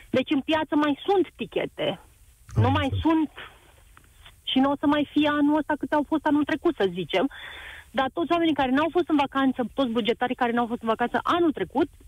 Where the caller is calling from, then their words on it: Vistișoara, Brașov County, Romania; de la Vistișoara. Uh, noi avem o pensiune de 10 camere aici în sat la Poalele Munților Făgăraș.